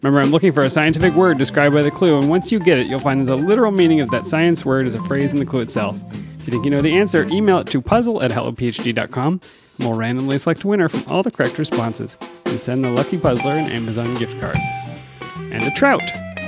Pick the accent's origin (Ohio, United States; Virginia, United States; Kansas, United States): Virginia, United States; accent: Virginia; Say it with my Virginia accent.